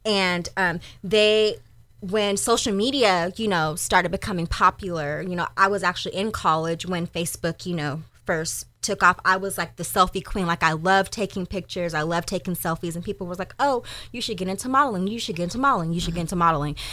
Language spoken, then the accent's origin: English; Sacramento, California, United States; I am a Sacramento native, born and raised in Del Paso Heights